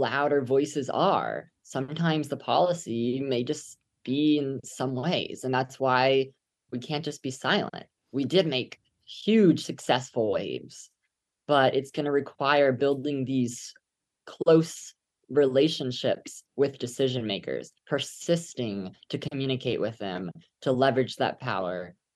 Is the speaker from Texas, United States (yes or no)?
yes; Katy, Texas, United States; my hometown of Katy